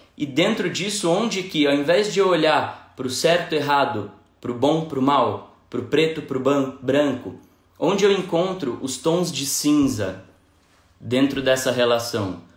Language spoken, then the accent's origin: Portuguese; São Paulo, Brazil; moved away as an adult; now in Belo Horizonte, Brazil; eu sou de São Paulo, moro em Belo Horizonte há pouco mais de dois anos